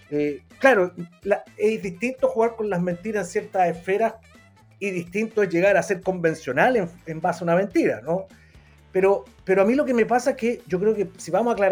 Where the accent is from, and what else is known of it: Chile